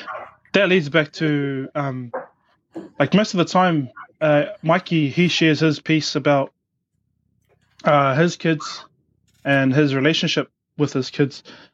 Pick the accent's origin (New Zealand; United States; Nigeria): New Zealand; Auckland; we're from South Auckland, or, well, Auckland, New Zealand, and Pacific Islanders in general, you know, as a community.